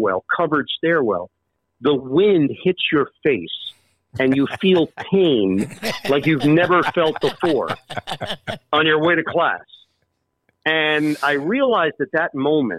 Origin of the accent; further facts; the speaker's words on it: New York City, New York, United States; also born or lived in Syracuse; I live in New York. That's where I grew up, in Queens